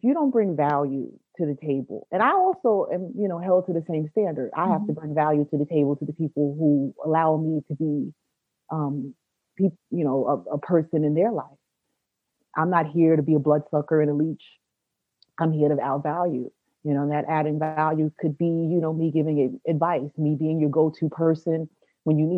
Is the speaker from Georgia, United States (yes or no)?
no; New York City, New York, United States; I am from Brooklyn